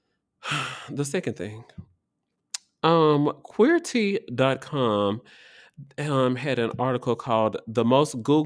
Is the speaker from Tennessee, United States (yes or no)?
yes; Tennessee, United States; now in Washington, D.C., United States; My home state, Tennessee